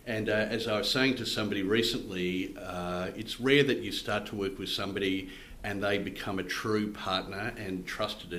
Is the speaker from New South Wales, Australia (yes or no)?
no; Queensland, Australia; also born or lived in Edmonton, Canada / United States / Sydney, Australia / Scotland; Did primary schooling in Sydney, had a year in Scotland. Then my dad got his job as the head of the pharmacy department at the University of Queensland. So we came here and I did my high schooling here